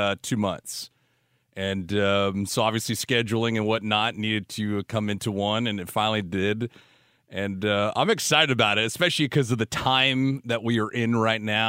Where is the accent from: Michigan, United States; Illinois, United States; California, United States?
California, United States; Los Angeles; I went to a small Catholic elementary school in my hometown, San Pedro